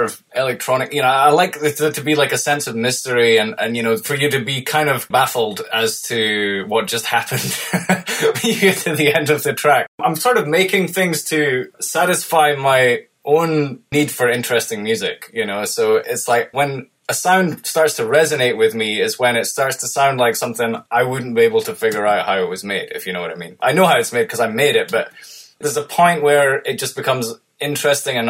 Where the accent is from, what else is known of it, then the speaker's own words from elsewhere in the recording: United Kingdom; moved away as an adult; I was dying to, like, leave my home country of the UK and go and live abroad